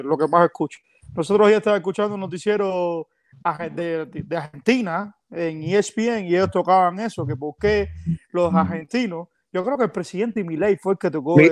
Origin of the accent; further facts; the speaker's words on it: Cuba; nosotros somos cubanos